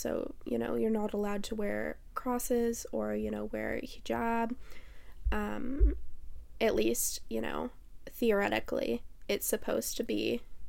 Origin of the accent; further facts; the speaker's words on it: Canada; So, we're Canadian